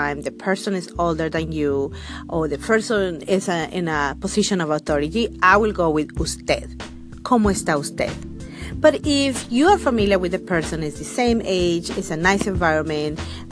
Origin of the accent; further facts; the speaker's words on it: Guatemala; in my country, I'm from Guatemala